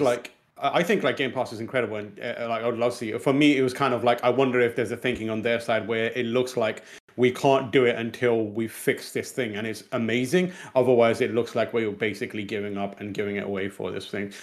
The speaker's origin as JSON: {"language": "English", "country": "Pakistan", "tie": "born or raised there", "second_language": "English", "moved": "yes", "said": "one South Asian born in Pakistan English is technically not my first language."}